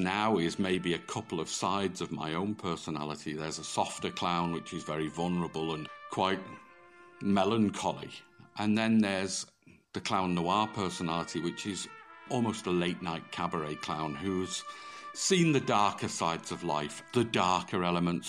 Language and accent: English; Manchester, North West England, United Kingdom; moved away as an adult; also born or lived in France; now in Limerick, Ireland; originally I'm from Manchester, so I was brought up very close to Bellevue Circus in Manchester